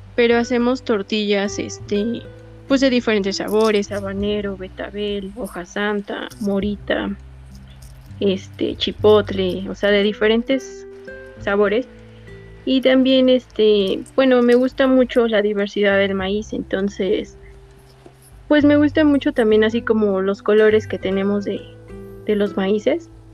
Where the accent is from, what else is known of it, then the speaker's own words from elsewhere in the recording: State of Mexico, Mexico; soy del Estado de México, tengo 30 años